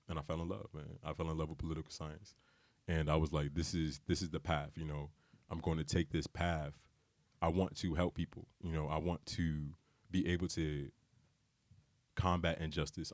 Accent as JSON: {"language": "English", "town": "Bridgeport", "region": "Connecticut", "country": "United States", "said": "I'm from Bridgeport, you know, I'm not from money"}